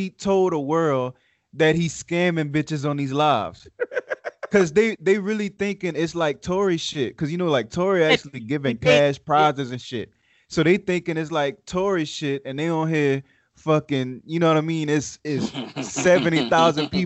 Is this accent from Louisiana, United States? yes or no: yes; Louisiana, United States; accent: Southern; now in Las Vegas, United States; not living in Louisiana, I can attest to that. You know what I mean? I'm in Nevada now, in Vegas, and it's like, I feel like people look at my accent and they know that I'm like from the South